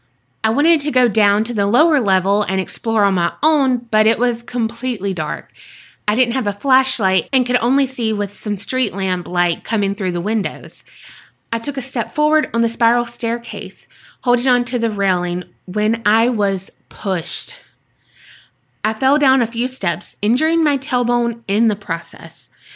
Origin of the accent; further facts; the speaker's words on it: Louisiana, United States; I'm from Louisiana, so it was a nice circle around the states.